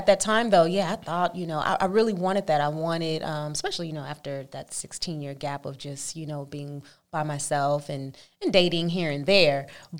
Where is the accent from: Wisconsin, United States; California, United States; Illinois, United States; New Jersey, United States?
California, United States; Oakland; Oakland, California.